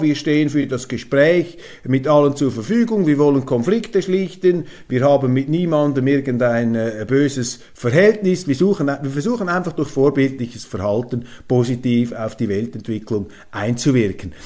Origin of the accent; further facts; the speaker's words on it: Switzerland; bei uns in der Schweiz